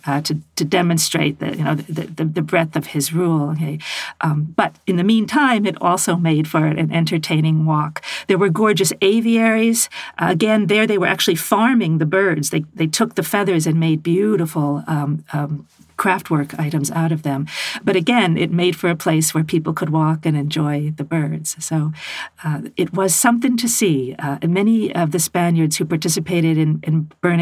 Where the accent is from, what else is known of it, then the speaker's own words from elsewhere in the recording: United States; as an American woman